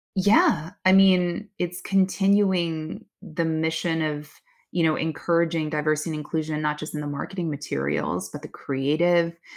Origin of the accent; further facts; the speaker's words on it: Oakland, California, United States; my hometown, Oakland. I grew up in Chinatown, Oakland